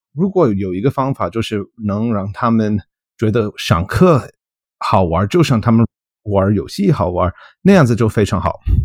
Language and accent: Chinese; Colorado, United States; Chinese is a second language; moved away as an adult; also born or lived in Utah; now in Michigan, United States; 我身在在密西根州， 密西根州。 我是刚刚搬到家。我， 我老家是科罗拉多州